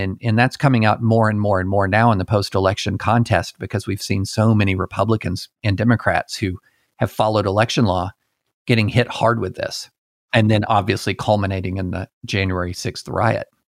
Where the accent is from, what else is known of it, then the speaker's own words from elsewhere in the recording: the South, United States; also born or lived in Alabama / Tennessee / Kentucky; I grew up in the, in the South. I was born in Alabama, raised in Tennessee and Kentucky